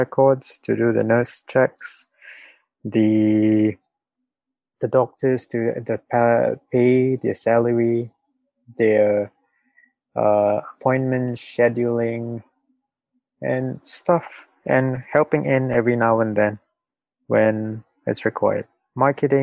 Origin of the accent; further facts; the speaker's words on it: Singapore; I'm from Singapore.